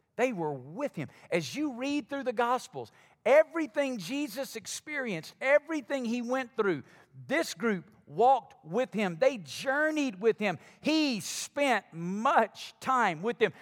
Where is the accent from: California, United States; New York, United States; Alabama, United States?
Alabama, United States; moved away; I'm from Alabama